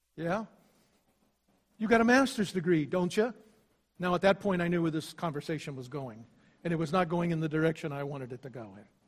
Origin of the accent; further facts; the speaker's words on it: Ohio, United States; moved away; also born or lived in West Virginia / Pensacola, Florida; I was also making preparation to start a church in my home state of Ohio.